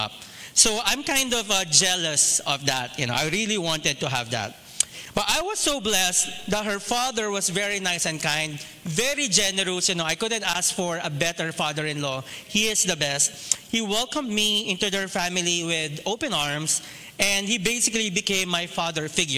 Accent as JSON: {"language": "English", "town": "Muntinlupa", "region": "Metro Manila", "country": "Philippines", "tie": "born or raised there", "said": "I grew up from a middle-class family in Barangay Sukat, Muntinlupa City"}